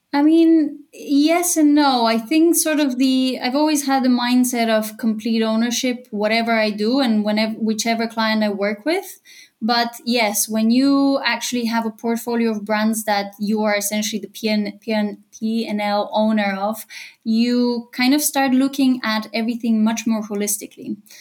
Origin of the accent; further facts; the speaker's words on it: Bulgaria; moved away as an adult; also born or lived in United Kingdom / London, United Kingdom; now in Cologne, Germany; I'm originally from Bulgaria. I moved to the UK when I was 18, and in the last five years, I've been living in Cologne in Germany